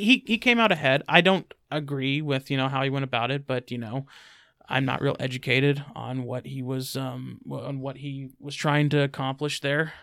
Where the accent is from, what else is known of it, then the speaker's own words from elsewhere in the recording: United States; I'm an American